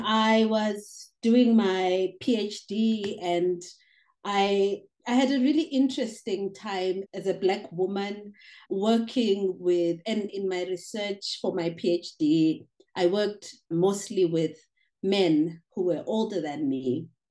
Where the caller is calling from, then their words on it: Johannesburg, Gauteng, South Africa; English is a second language; I am calling from Johannesburg, South Africa, and I'm a migration scholar and poet, yeah, based in South Africa.